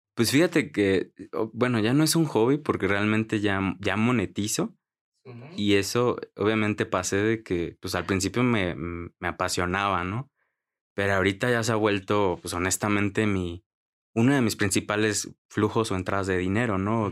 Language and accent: Spanish; Mexico; soy de México